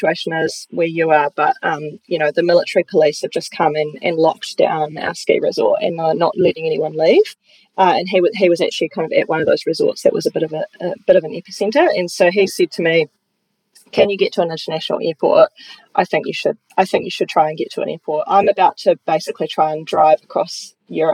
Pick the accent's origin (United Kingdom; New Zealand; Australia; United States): New Zealand; New Plymouth, Taranaki; moved away as an adult; also born or lived in Palmerston North / Christchurch; I'm from Taranaki, amazing place to grow up.